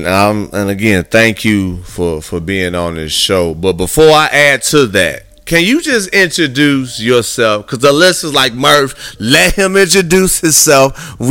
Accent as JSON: {"language": "English", "town": "Gary", "region": "Indiana", "country": "United States", "said": "I'm from Gary, Indiana"}